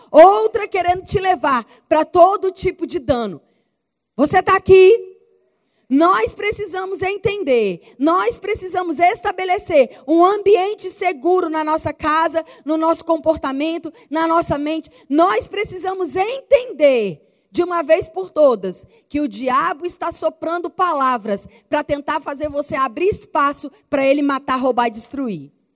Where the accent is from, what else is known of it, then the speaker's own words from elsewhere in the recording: Rio de Janeiro, Brazil; eu sou carioca